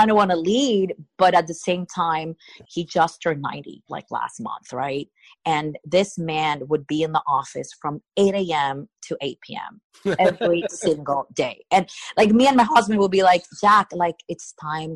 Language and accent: English; Puerto Rico; I'm from Puerto Rico